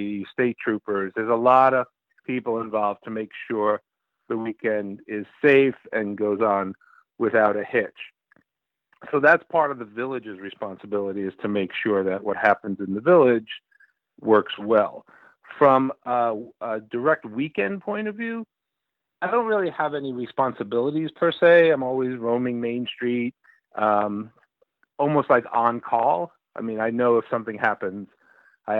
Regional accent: New York City, New York, United States; now in Cooperstown, United States; I grew up in Brooklyn in the 60s, early 70s.

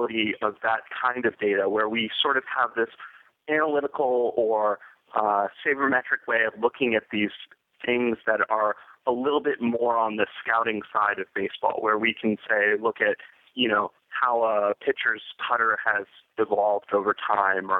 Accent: Boston, Massachusetts, United States; as a kid growing up in the Boston area

